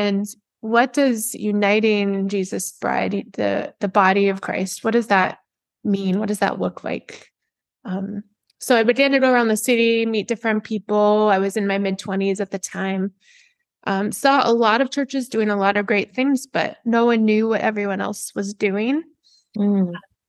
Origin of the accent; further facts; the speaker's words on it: Southwest, United States; moved away as an adult; now in Boston, United States; I grew up in the Southwest and moved to Boston in 2008.